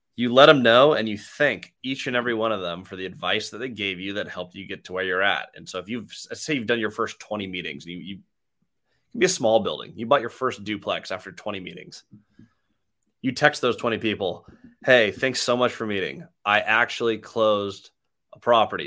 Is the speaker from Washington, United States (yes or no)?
yes; Seattle, Washington, United States; I'm from Seattle